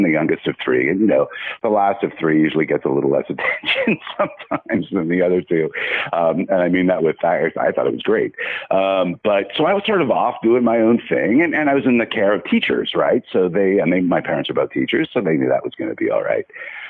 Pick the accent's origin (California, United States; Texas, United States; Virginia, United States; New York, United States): California, United States; moved away as an adult; now in Chicago, United States; I'm a Californian